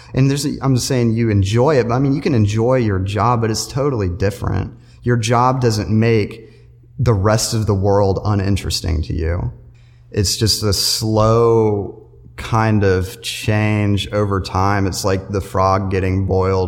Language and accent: English; Matthews, North Carolina, United States; I'm from Matthews, North Carolina. I graduated high school in 2010